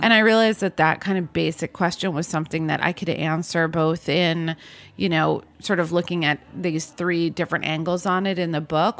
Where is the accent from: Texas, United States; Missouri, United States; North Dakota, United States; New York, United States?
New York, United States; New York City; I grew up in New York City